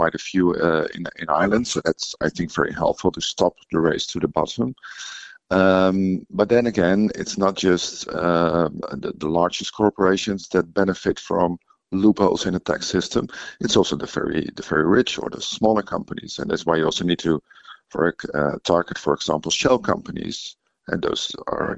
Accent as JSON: {"language": "English", "country": "Netherlands", "said": "in my own country, I come from the Netherlands."}